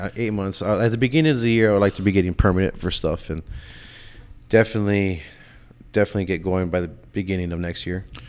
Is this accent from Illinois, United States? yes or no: no; San Antonio, Texas, United States; also born or lived in Miami; now in Austin, United States; growing up in San Antonio and then moving to Austin